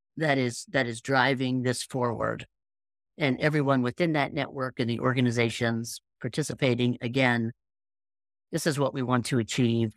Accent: Appalachia, United States; I'm from Appalachia.

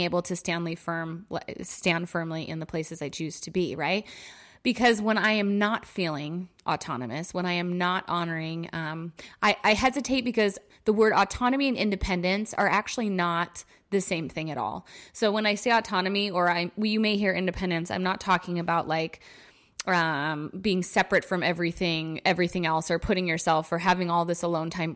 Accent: New York, United States; moved away; in my hometown visiting my parents

